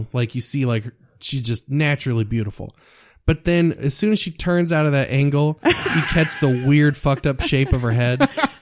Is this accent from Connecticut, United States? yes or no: no; Kansas, United States; accent: southern; I am from Kansas.